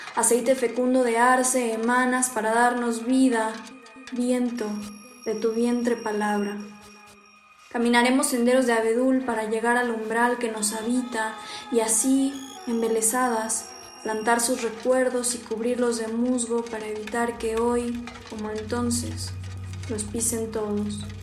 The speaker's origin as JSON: {"language": "Spanish", "town": "Texcoco", "region": "State of Mexico", "country": "Mexico", "said": "tengo 22 años, soy de Texcoco, Estado de México"}